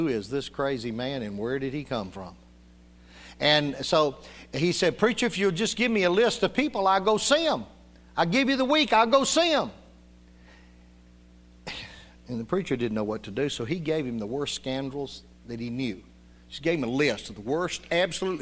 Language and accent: English; Union City, United States; when I was growing up in Union City